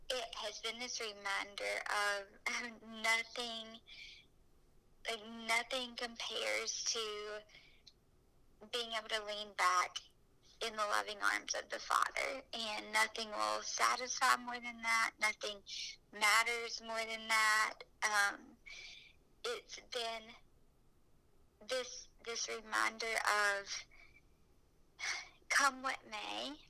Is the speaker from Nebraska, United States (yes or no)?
no; Alabama, United States; accent: Alabama; It is probably the Alabama accent